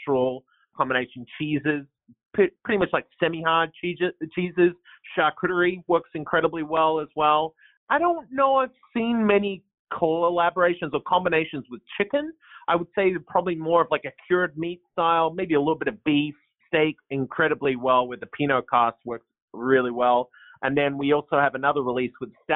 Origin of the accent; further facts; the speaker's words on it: Australia; accent: twang; moved away as an adult; now in Portland, United States; I don't have a Portland accent, but it's a little bit of a twang. So I moved here from Australia back in 2009.